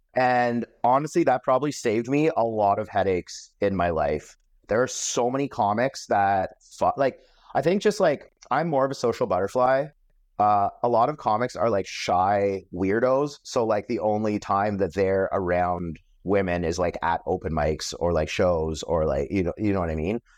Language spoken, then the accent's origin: English; Metcalfe, Ontario, Canada; I grew up in Metcalf, which is a small town.